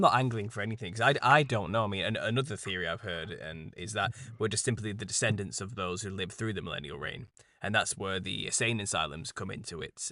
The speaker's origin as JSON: {"language": "English", "country": "United Kingdom", "said": "as a British person."}